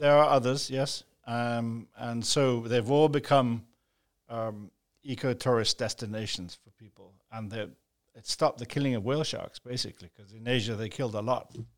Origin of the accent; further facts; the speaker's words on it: Jamaica; now in Grand Cayman, Cayman Islands; where I grew up in Jamaica